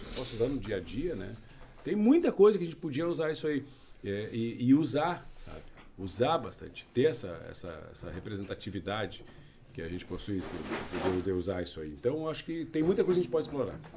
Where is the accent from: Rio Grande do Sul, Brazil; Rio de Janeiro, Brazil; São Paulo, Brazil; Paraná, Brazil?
Rio Grande do Sul, Brazil; Gaúcho; nós todos somos gaúchos